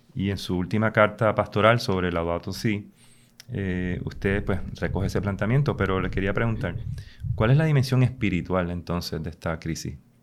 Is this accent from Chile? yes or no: no; Puerto Rico; nosotros como puertorriqueñas y puertorriqueños